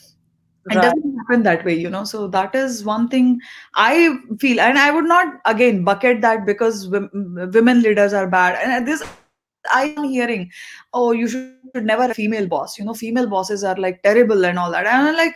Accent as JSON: {"language": "English", "region": "East", "country": "India", "tie": "born or raised there", "first_language": "te", "second_language": "English", "said": "My native language actually is Telugu. But since, as I said, I grew up in East and Hindi was, and I studied in Hindi medium as well."}